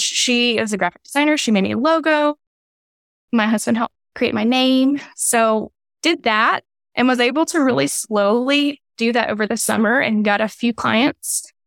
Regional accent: Louisiana, United States; moved away as an adult; also born or lived in Waco; now in Texas, United States; He's made me a Texan, even though I'm from Louisiana

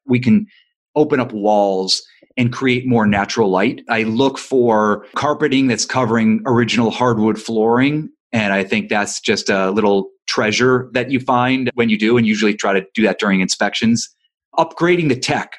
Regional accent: Ohio, United States; now in Los Angeles, United States; I'm not from Los Angeles, I'm from Ohio

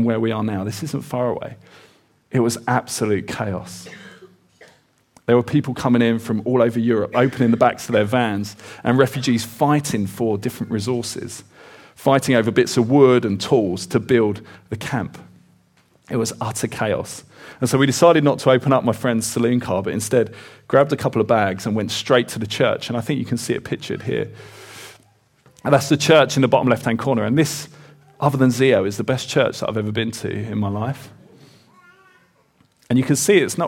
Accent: Kent, South East England, United Kingdom; I grew up in Kent in the southeast

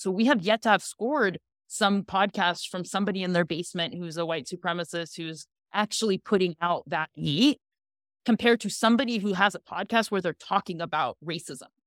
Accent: Ukraine; now in United States; I literally grew up in the old Soviet Union, like, I grew up in the Ukraine

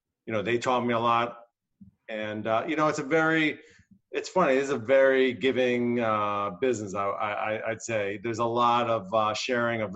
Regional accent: New Jersey, United States; moved away as an adult; I was born and raised in New Jersey and moved out here over 20 years ago

